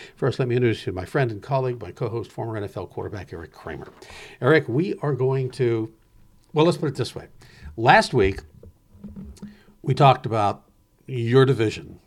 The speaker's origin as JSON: {"language": "English", "town": "Pittsburgh", "region": "Pennsylvania", "country": "United States", "tie": "born or raised there", "said": "growing up in Pittsburgh in my early, early days"}